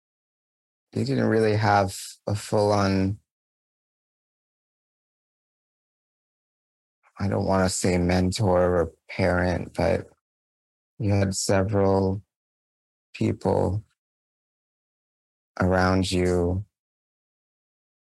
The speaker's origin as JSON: {"language": "English", "country": "Canada", "said": "as a Canadian"}